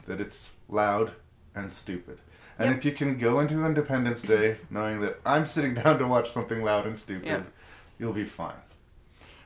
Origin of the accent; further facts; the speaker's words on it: Canada; As a Canadian